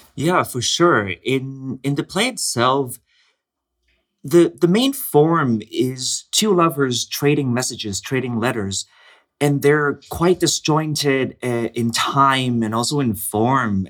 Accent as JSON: {"language": "English", "country": "Hong Kong", "tie": "born or raised there", "moved": "yes"}